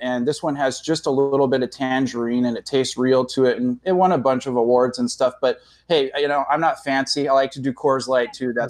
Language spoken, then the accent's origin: English; San Diego, California, United States; now in Norman, United States; I say I'm originally from San Diego